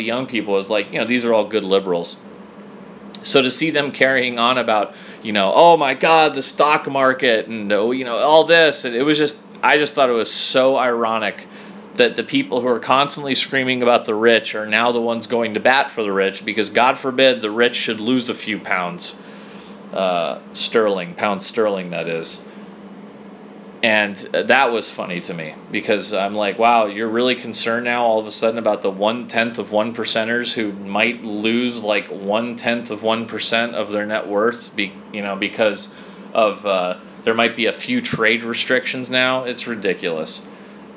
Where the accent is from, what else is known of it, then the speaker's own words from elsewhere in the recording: United States; as an American